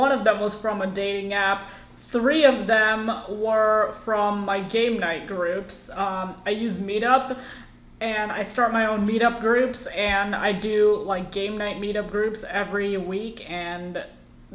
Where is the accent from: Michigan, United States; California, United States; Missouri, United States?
Michigan, United States; moved away as an adult; also born or lived in India; now in Florida, United States; I am from India. My family moved to the U.S. when I was like 3, and then I lived in Michigan most of my life, and now I live in Florida